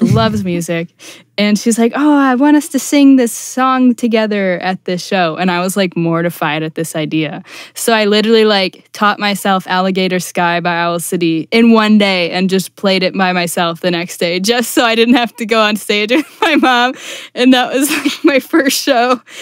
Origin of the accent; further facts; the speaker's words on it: Buffalo, New York, United States; I'm originally from Buffalo, New York